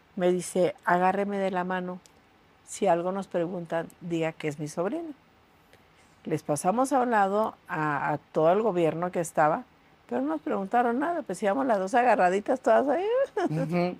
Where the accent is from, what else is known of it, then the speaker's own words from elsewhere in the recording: Tijuana, Baja California, Mexico; Yo realmente me crié en Tijuana